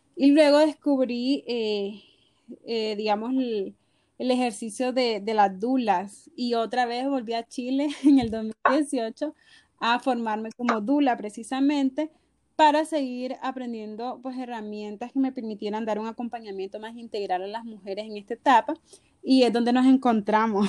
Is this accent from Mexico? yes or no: no; Nicaragua; de Nicaragua.